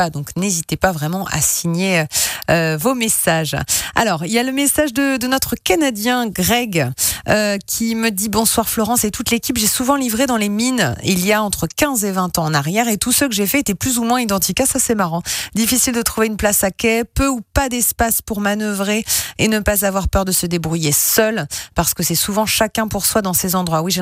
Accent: Lyon, Auvergne-Rhône-Alpes, France; Ah oui, je le connais bien celui-là, à Lyon-Perrache, comme je suis de Lyon.

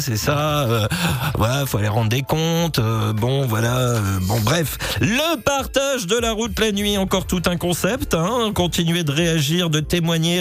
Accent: the Nord, Hauts-de-France, France; comme on dit chez moi dans le Nord

